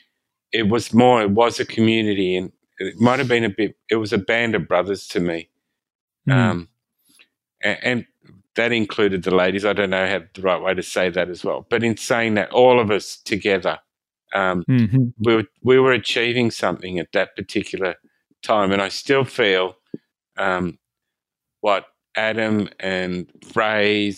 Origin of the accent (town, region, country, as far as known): Sydney, New South Wales, Australia; born or raised there